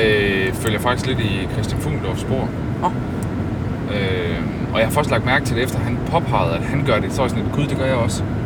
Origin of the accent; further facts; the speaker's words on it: Denmark; som dansker